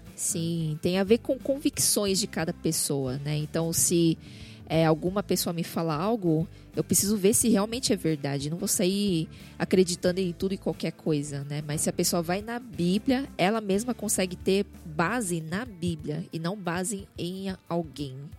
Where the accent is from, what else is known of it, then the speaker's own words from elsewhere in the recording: São Paulo, Brazil; eu nasci em São Paulo, só que meus pais, eles são chineses